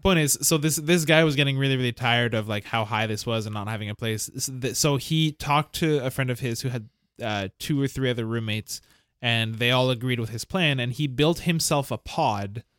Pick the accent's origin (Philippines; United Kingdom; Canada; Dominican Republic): Canada; Montreal, Quebec; the house that I grew up in is in Verdun